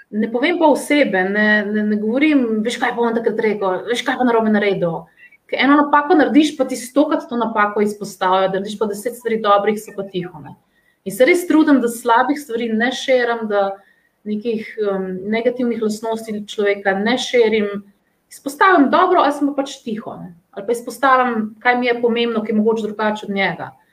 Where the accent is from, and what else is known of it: Slovenia